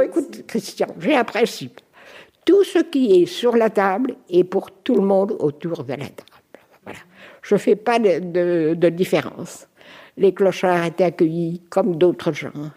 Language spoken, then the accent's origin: French; Normandy, France; moved away as an adult; also born or lived in Paris / Lorraine / Canton of Bern; now in Biel, Switzerland; nous avons quitté la Normandie ensemble